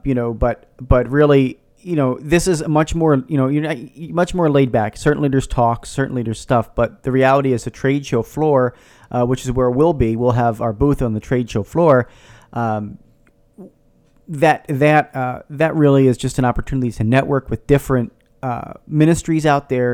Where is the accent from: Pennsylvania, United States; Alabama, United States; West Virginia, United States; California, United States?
Pennsylvania, United States; Philadelphia; I grew up in the Philadelphia area